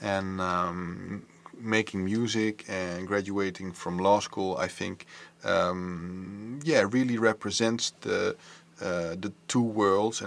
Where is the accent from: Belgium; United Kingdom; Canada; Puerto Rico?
Belgium; Antwerp, Flanders; now in Netherlands; I was born and raised in Antwerp